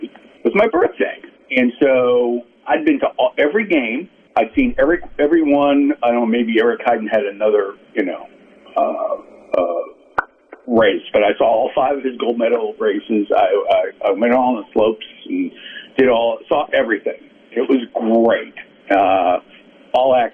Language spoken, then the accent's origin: English; Boston, Massachusetts, United States; I'm from Boston